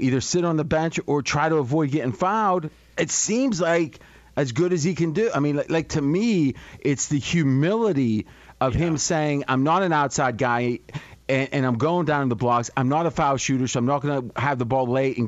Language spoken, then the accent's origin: English; United States; I was born in the United States